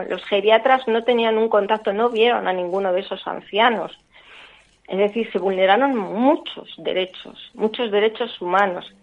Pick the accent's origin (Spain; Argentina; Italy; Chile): Spain; Madrid, Community of Madrid; para que en Madrid, en este caso, porque nosotros somos de Madrid, esa investigación se lleva a cabo